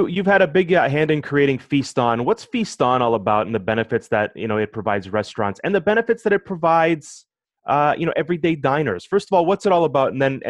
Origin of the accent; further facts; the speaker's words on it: Toronto, Ontario, Canada; I grew up in Scarborough